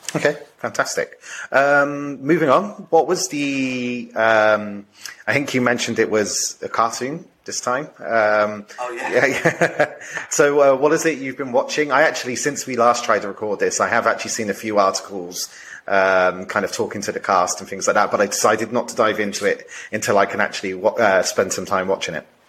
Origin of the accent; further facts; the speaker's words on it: United Kingdom; I'm coming from a di- slightly different kind of cultural perspective, being British as well